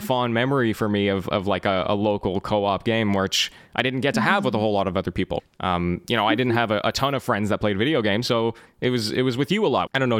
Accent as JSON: {"language": "English", "country": "Canada", "tie": "born or raised there", "said": "I was born and raised in Canada."}